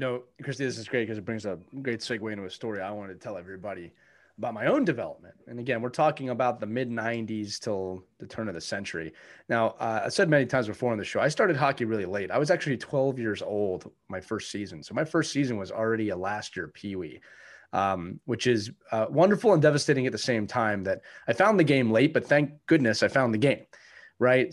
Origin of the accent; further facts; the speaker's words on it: Philadelphia, Pennsylvania, United States; I'm from Philadelphia.